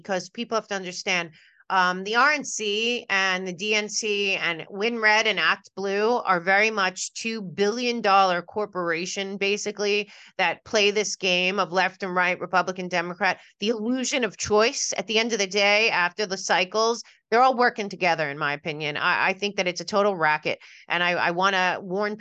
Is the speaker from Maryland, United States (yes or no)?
no; New York, United States; moved away; I'm a New Yorker in my head still